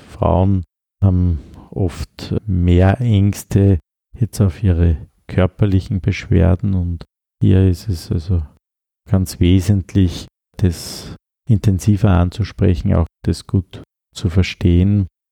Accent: Upper Austria, Austria; accent: Upper Austrian dialect; moved away as an adult; now in Vienna, Austria; Als Oberösterreicher habe ich auch meine Dialekte

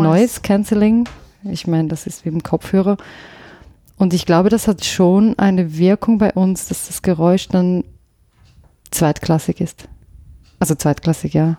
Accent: Thurgau, Switzerland; accent: Thurgau German; first language Swiss German; moved away; also born or lived in Lucerne / London / Vienna; wo ich, wo ich aufgewachsen bin. Ich bin ja nicht aus der Innerschweiz, sondern ich komme aus der Gren von der Grenze

